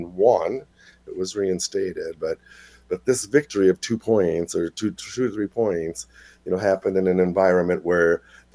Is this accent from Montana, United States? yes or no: no; Duluth, Minnesota, United States; I was born in Duluth, so right on the shore of Lake Superior.